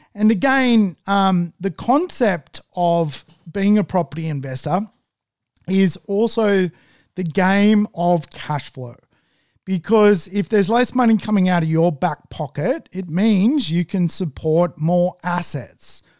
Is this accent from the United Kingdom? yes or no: no; Manly, New South Wales, Australia; I'm from Manly